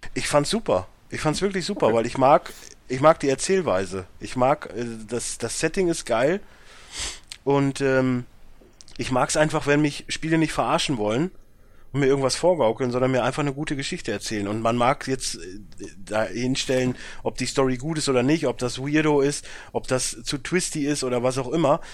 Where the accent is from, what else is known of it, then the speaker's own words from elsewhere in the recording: Germany; als Deutscher